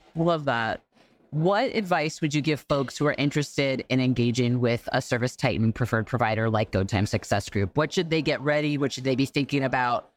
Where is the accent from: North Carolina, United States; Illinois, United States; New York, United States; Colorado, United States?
New York, United States; a New Yorker